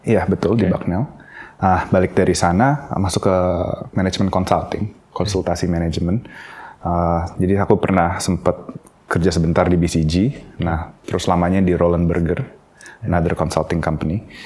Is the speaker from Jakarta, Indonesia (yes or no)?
yes; Jakarta, Indonesia; also born or lived in Singapore; Aku tuh lahir di Singapura, tapi uh, sepanjang hidupku aku uh, di Indonesia, di Jakarta